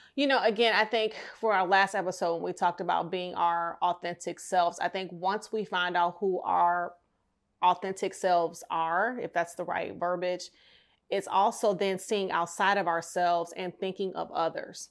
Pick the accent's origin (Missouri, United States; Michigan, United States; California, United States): Michigan, United States; Detroit; my hometown of Detroit